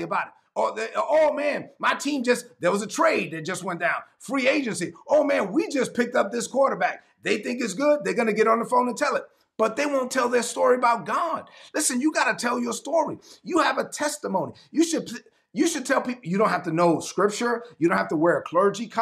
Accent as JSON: {"language": "English", "town": "New York City", "region": "New York", "country": "United States", "tie": "born or raised there", "said": "I was born and raised in East New York, Brooklyn"}